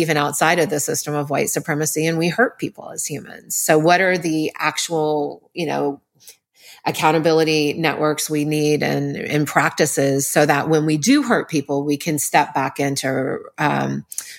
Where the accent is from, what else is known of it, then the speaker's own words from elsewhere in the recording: New Orleans, Louisiana, United States; I was raised in New Orleans